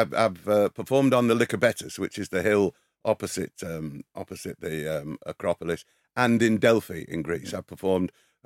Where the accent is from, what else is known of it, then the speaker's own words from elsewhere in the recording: England, United Kingdom; born there; There is a lot in this wonder, and it is the happy accident of being born English first, British, with our English language